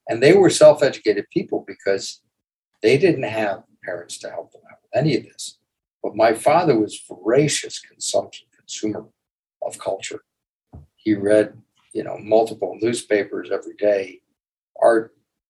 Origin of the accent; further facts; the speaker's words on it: Chicago, Illinois, United States; I grew up in Hyde Park. This is an area, it's a little bit like the Upper West Side, but smaller and more intimate. And really very much focused around the University of Chicago.